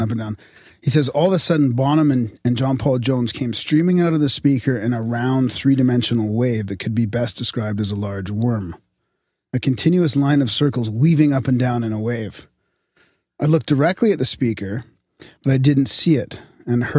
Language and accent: English; Canada